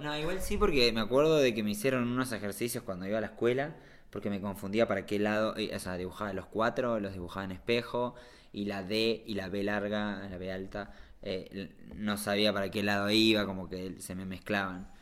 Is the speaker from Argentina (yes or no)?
yes; La Plata, Buenos Aires Province, Argentina; also born or lived in Barcelona, Spain; now in Andorra; yo soy un chico de La Plata que estaba medio de onda ahí en Barcelona